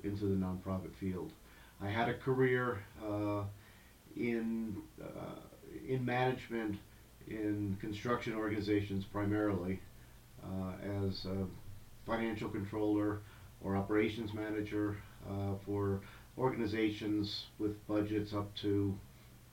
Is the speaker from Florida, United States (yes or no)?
no; New Jersey, United States; moved away as an adult; now in Denver, United States; I grew up in New Jersey, so I spent my entire life in a New Jersey suburban area, suburban New York.